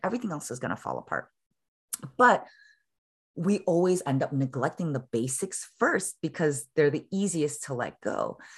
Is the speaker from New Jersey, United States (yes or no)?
no; Chicago, Illinois, United States; now in San Francisco, United States; I was originally born and raised in Chicago, and I'm a daughter of Korean immigrant parents